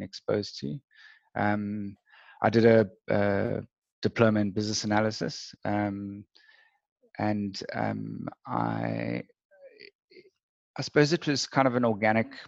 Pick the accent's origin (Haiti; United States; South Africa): South Africa; Cape Town, Western Cape; I grew up in Cape Town and was schooled there.